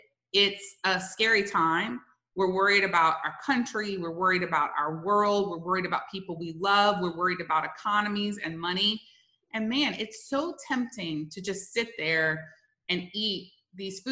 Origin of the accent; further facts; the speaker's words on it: South Louisiana, United States; moved away; I'm originally from South Louisiana